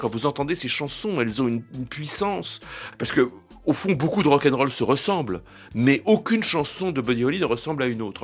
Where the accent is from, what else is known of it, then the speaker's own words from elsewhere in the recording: France; chez nous, en France